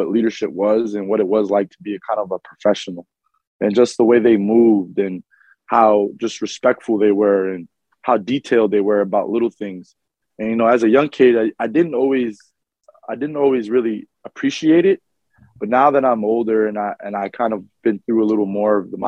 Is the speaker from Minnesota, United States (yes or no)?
no; New York, United States; being a local kid, I grew up always being around the Garden. I was a ball boy for the Knicks